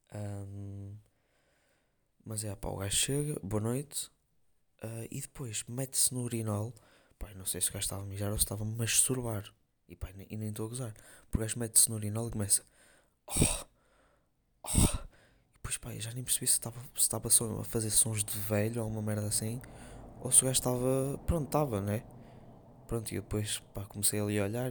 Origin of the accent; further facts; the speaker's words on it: Porto, North, Portugal; accent: northern (Porto); eu ser do Norte e não sei o que, do Porto